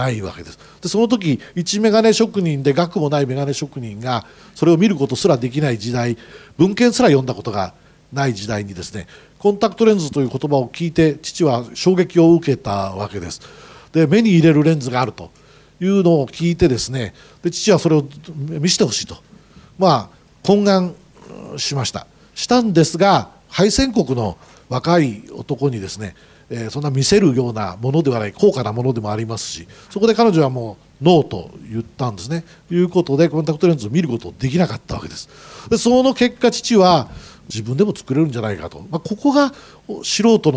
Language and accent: Japanese; Nagoya, Aichi, Japan; also born or lived in Kyoto; 母の実家が京都ですので京都で里帰りした母が私を見まして、京都出身でございます。まあ、ただあの、育ちはずっと名古屋でございまして、決して京都弁が出るわけではございません。